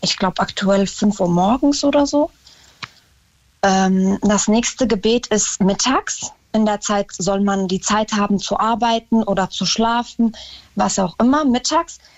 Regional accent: Germany; bin deutsche Staatsbürgerin und da sage ich auch, also ich sehe mich als Deutsche mit ähm, dem Islam als Religion

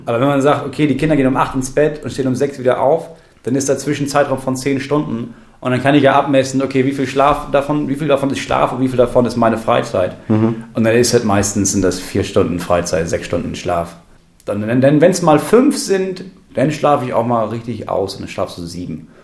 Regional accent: Lower Saxony, Germany; bei uns in Niedersachsen

